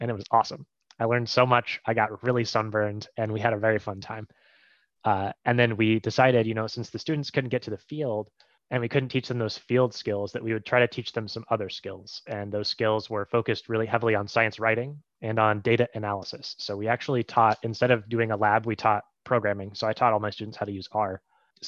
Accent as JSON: {"language": "English", "region": "Ohio", "country": "United States", "tie": "born or raised there", "moved": "as an adult", "lives_now": "Maine, United States", "said": "I grew up in Ohio, which is a landlocked state"}